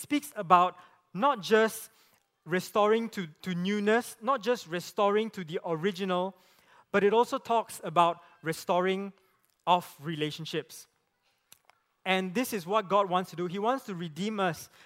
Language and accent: English; Penang, Malaysia; I grew up in Penang